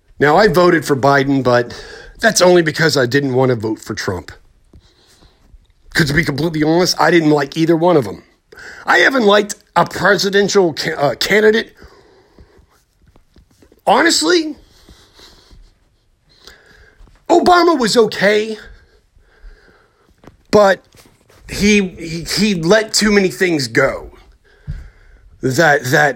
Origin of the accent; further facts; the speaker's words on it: United States; as an American